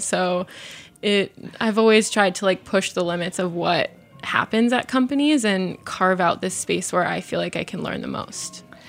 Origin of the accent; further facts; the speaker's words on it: Arizona, United States; I grew up in Arizona